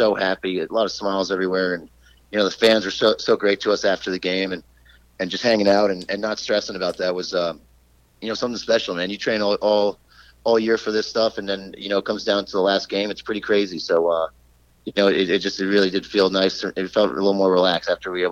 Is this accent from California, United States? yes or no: no; New York, United States; growing up in New York